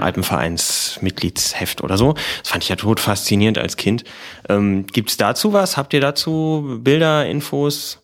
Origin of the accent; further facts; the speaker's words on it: Lower Saxony, Germany; moved away; Ich komme ja aus Niedersachsen und Hannover war dann die nächste Großstadt